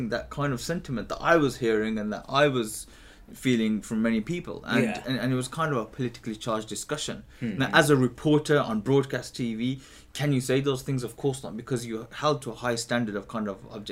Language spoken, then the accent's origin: English; Birmingham, West Midlands, United Kingdom; moved away as an adult; also born or lived in East London; now in London, United Kingdom; I'm born and bred in Birmingham, Alam Rock. Mm-hmm. You know, I grew up there